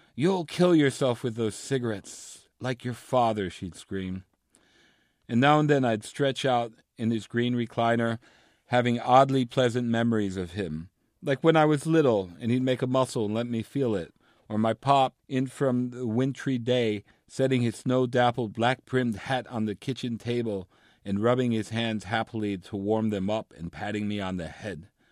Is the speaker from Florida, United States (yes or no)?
no; New York City, New York, United States; I grew up in New York City to, uh, Cuban parents